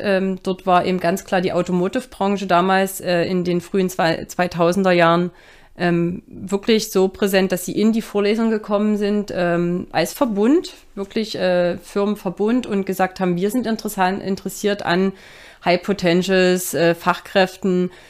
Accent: Dresden, Saxony, Germany; moved away as an adult; also born or lived in Stockholm; für mich war klar, Dresden ist meine Heimat

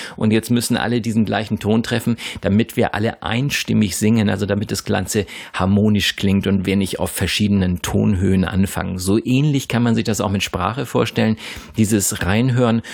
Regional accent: Germany; dass wir aus Deutschland kommen

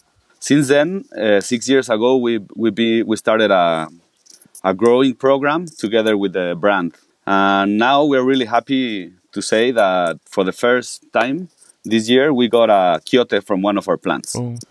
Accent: Mexico City, Mexico; also born or lived in Oaxaca City, Mexico; I was born in Oaxaca City in 1986, and I grew up mostly in Mexico City. My dad is from Oaxaca. My mother is Lebanese. She also grew up in Mexico.

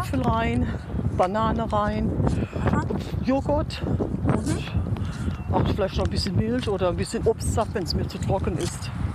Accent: above Cochem on the Moselle, Rhineland-Palatinate, Germany; bei meinem Heimatort. Das ist oberhalb von Kochum an der Mosel.

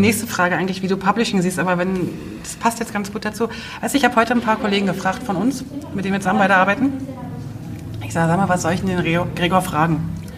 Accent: East Germany, Germany; ich bin ja in der DDR groß geworden

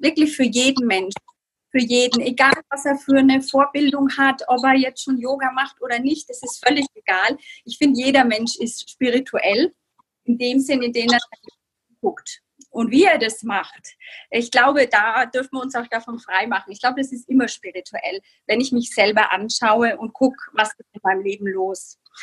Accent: Bamberg, Bavaria, Germany; Ich komme aus Bamberg

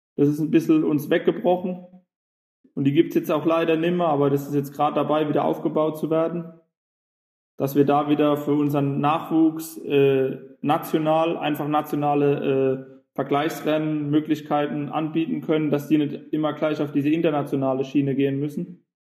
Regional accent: Gorxheimertal, Hesse, Germany; Ich komme aus der Nähe von Heidelberg, aus dem Goxheimer Tal.

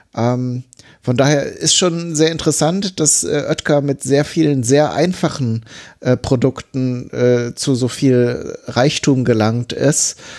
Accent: near Bielefeld, North Rhine-Westphalia, Germany; ich wohne ja oder bin aufgewachsen ja relativ in der Nähe von Bielefeld.

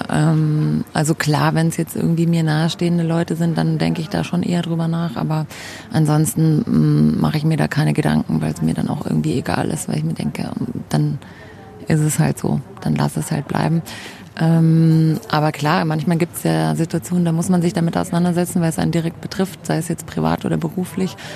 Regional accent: Munich, Bavaria, Germany; born there; moved away; Ja, ich bin in München geboren, genau, war dann ähm, längere Zeit auch weg aus München ähm, und dann hat es mich wieder her verschlagen

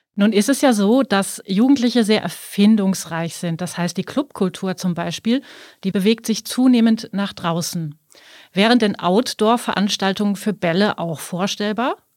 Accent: Germany; now in Austria; Ich als gebürtige Deutsche

